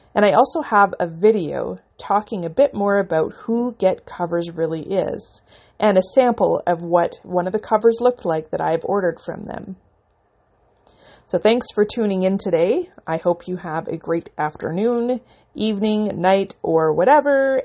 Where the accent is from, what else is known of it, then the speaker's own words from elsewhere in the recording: Canada; I'm a Canadian independent author